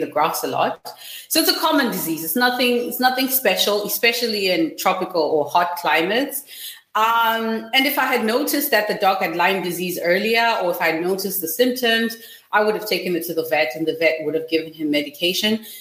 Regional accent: Zimbabwe; I'm from Zimbabwe

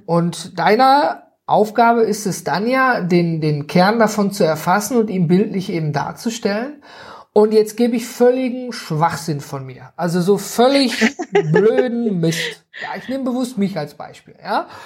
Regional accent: North Rhine-Westphalia, Germany; ich komme her äh, aus dem Nordrhein-Westfalen

